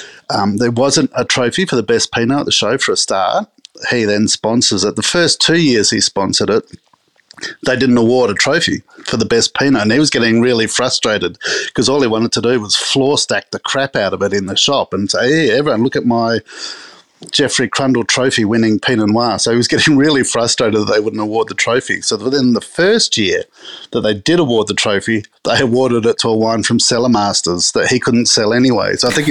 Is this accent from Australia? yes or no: yes; Adelaide, South Australia, Australia; I think it was that growing up in Adelaide thing, that sort of wine gets into your skin through osmosis. You're surrounded by it in Adelaide, unlike any other city in the country, I think. I went to a school in Adelaide